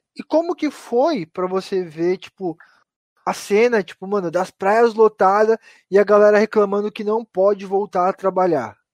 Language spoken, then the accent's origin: Portuguese; Mauá, São Paulo, Brazil; Aqui a gente é de Mauá